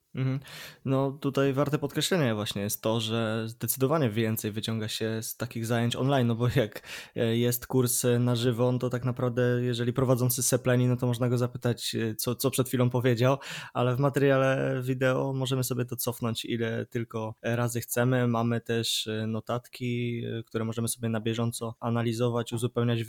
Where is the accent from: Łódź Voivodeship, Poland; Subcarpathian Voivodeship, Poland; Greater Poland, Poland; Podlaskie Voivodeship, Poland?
Greater Poland, Poland; Poznań; jestem z Poznania